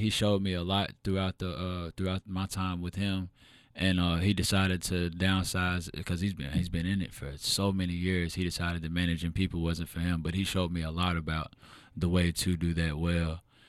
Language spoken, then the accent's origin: English; Elyria, Ohio, United States; also born or lived in Oberlin, United States / Lorain, United States; Man, I was born in small town Lorain County, Ohio, Steel City. I'm originally from Elyria, but I lived in Oberlin. I lived in Lorain, kind of all over that small area.